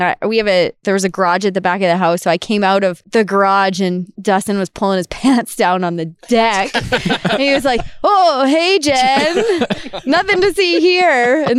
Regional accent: Goderich, Ontario, Canada; now in Red Deer, Canada; I am from Goderich, Ontario. So a small town in southwestern Ontario on Lake Huron.

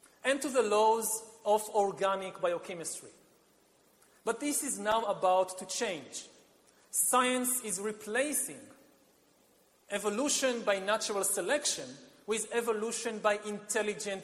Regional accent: Israel; my home country of Israel

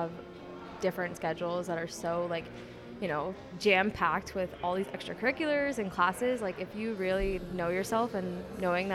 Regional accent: Danbury, Connecticut, United States; I'm from Danbury, Connecticut, and I'm a junior here at UConn

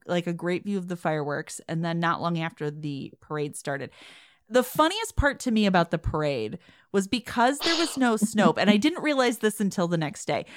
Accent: Chicago, Illinois, United States; accent: Midwestern; moved away; I grew up in Chicago

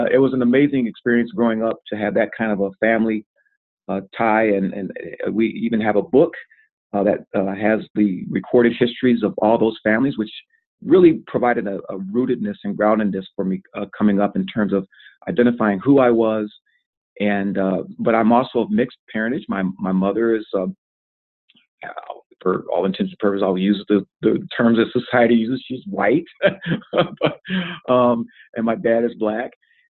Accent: Grand Rapids, Michigan, United States; I was born and raised in Grand Rapids, Michigan. And my dad and my dad's family are descendants of the original black settlers to the central Michigan counties of Isabella, Montcalm, and Mecosta.

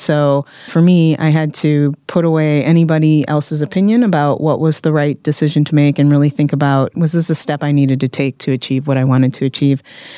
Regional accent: Midwest, United States; Like I said, I'm from the Midwest, so you don't do that, actually.

